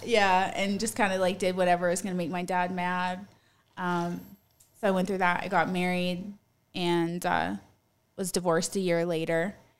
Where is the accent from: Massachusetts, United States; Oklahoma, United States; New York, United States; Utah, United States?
Utah, United States; now in Colorado Springs, United States; I grew up in Utah.